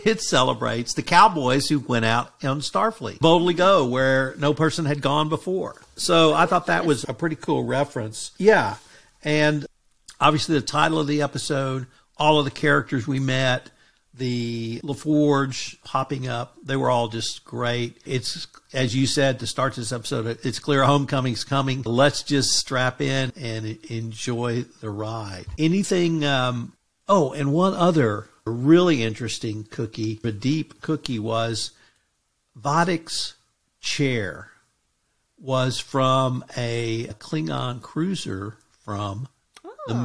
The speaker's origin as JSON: {"language": "English", "region": "Texas", "country": "United States", "said": "I'm from Texas."}